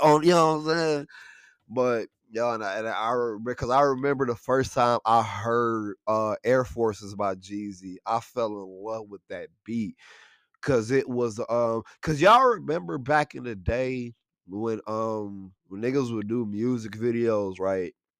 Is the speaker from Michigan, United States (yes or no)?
yes; Buena Vista, Michigan, United States; we grew up in Buena Vista, right? We, we grew, we grew up in Buena Vista. It's a li-, little small township, um, that, that's in, uh, Saginaw, Michigan